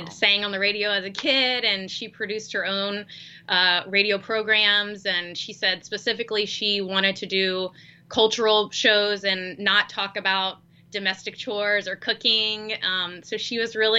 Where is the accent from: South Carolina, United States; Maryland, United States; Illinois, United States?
South Carolina, United States; Charleston; we're actually both from Charleston, South Carolina